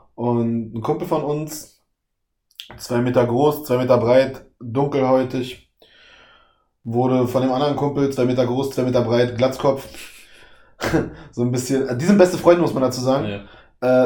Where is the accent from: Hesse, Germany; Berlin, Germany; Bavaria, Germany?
Berlin, Germany; Ich bin auch im Osten aufgewachsen, also Osten Deutschlands aufgewachsen. Mhm. West-Berlin, Ostdeutschland.